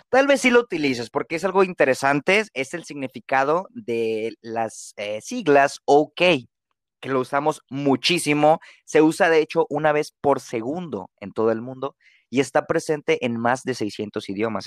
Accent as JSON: {"language": "Spanish", "country": "Mexico", "said": "como buen mexicano lector promedio"}